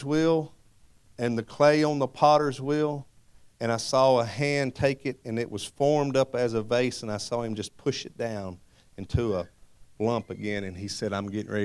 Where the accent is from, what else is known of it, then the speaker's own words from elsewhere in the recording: Madisonville, Kentucky, United States; Madisonville, Kentucky